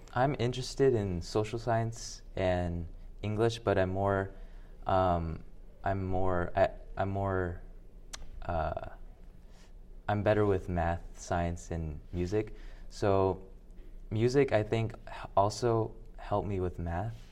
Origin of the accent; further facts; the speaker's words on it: Birmingham, Alabama, United States; now in Little Rock, United States; I was born in Alabama. uh, Birmingham, Alabama.